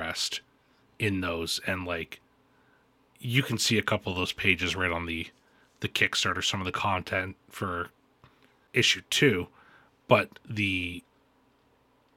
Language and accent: English; Niagara Falls, Ontario, Canada; I'm from Niagara Falls, Canada